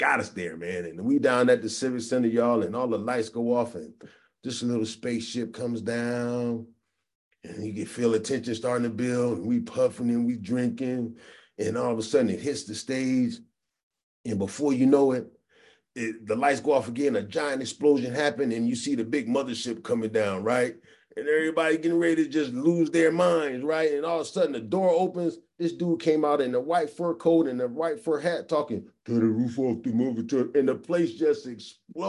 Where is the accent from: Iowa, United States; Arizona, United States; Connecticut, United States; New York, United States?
Connecticut, United States; Hartford; now in Palmdale, United States; I grew up back east in Hartford, Connecticut.